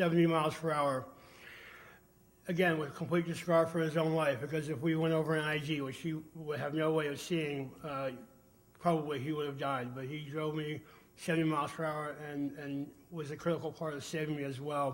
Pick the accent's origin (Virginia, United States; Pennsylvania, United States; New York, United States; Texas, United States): Virginia, United States; I was from Virginia.